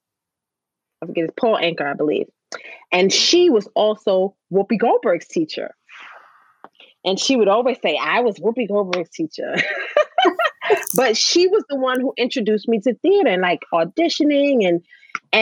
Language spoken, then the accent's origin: English; New York City, New York, United States; I grew up in the Bronx